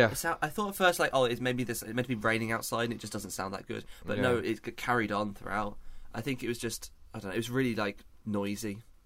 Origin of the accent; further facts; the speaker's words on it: United Kingdom; the rest of Europe looks down on us for eating beans on toast.